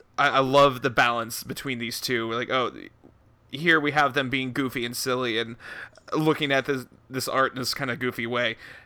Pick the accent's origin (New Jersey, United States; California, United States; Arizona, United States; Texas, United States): Texas, United States; And I'm a Texan